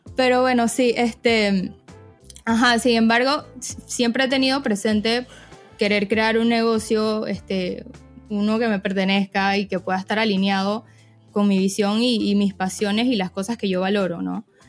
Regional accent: Panama; also born or lived in Florida; soy panameña, tengo 24 años, yo estudié finanzas e información de sistemas en Florida

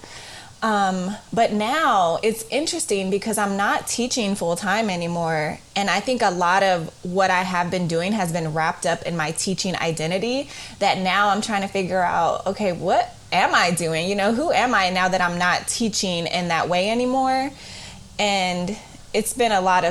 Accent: Oakland, California, United States; I'm from Oakland, California, and I grew up in the East Side

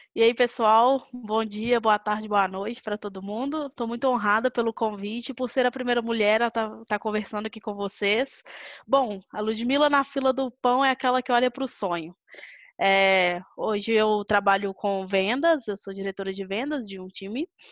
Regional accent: Belo Horizonte, Minas Gerais, Brazil; eu sou de BH, sou mineira, é, nascida e criada por aqui

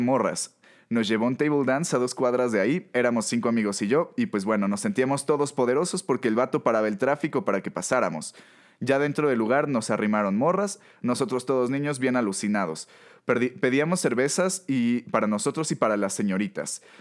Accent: Mexico; como mexicanos

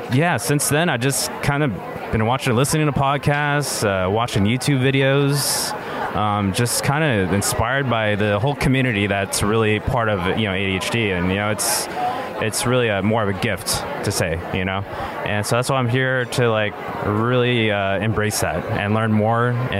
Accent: Bay Area, California, United States; I'm from the Bay Area.

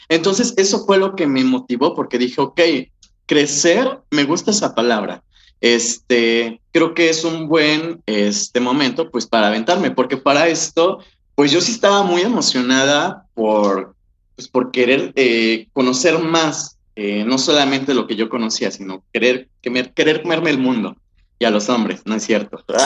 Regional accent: Jojutla, Morelos, Mexico; moved away as an adult; now in Cuernavaca, Mexico; yo soy de Jojutla, soy, del sur del estado de Morelos, pero yo ya estaba viviendo aquí en Cuernavaca

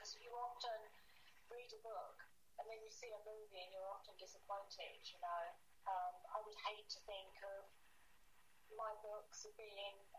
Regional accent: Rochford, East of England, United Kingdom; accent: Essex; also born or lived in Southend-on-Sea; I lived in Rochford.

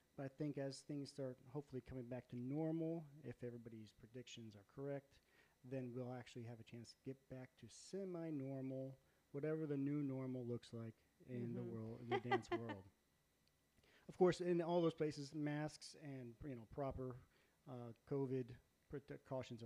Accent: Ohio, United States; moved away as an adult; also born or lived in Oklahoma / Arizona / North Carolina; I grew up in Ohio

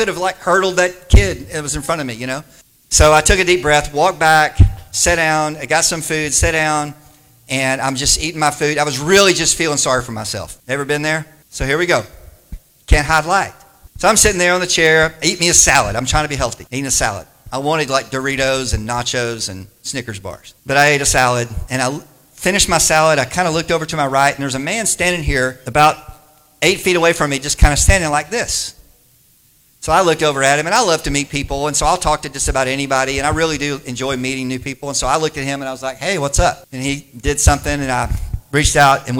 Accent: Wichita Falls, Texas, United States; moved away; I was raised in Wichita Falls.

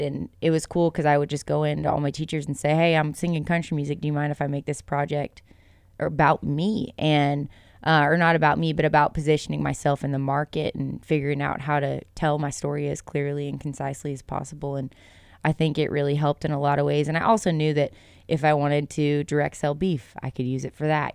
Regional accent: Lewisville, Texas, United States; moved away as an adult; also born or lived in Thackerville, Oklahoma; now in West Texas, United States; I grew up in North Texas. So Louisville is where I was born and raised

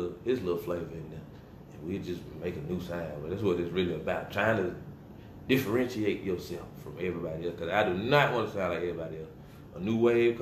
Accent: Rock Hill, South Carolina, United States; I'm from Rock Hill.

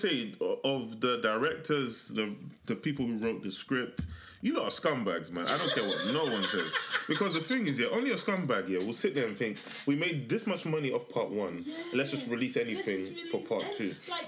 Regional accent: Nigeria; just because we're Nigerian, wants to help us.

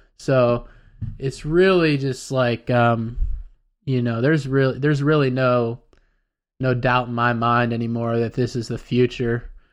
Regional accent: United States; us as Americans, I'm an American

